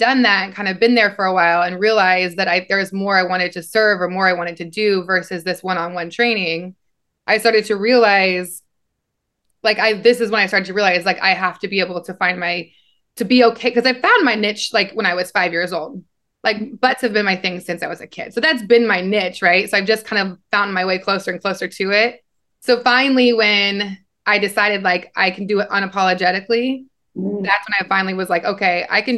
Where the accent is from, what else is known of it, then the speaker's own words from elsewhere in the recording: Nebraska, United States; moved away; I kind of always knew I was different growing up in Nebraska